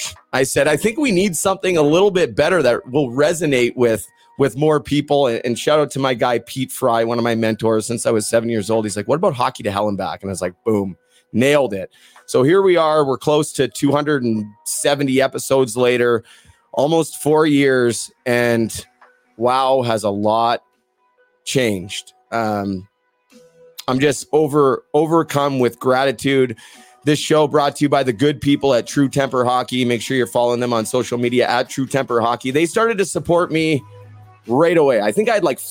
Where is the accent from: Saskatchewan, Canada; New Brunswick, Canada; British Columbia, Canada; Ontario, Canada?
British Columbia, Canada; Vancouver; I'm from Vancouver. I was 7 years old